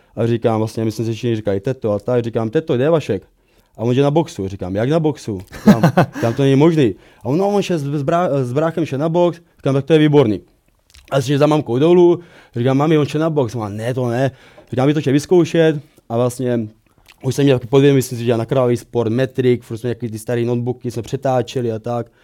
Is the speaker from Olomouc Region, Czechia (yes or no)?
no; Brno, South Moravian Region, Czechia; pocházím z Brna, kde jsem vyrůstal